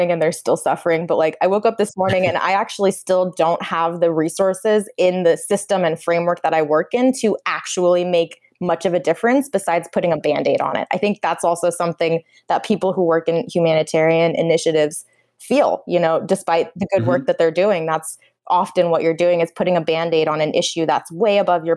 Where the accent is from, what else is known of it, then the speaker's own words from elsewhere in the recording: Napa Valley, California, United States; also born or lived in Bangalore, India; I'm from the Napa Valley, which is the indigenous Wapo territory in Central California.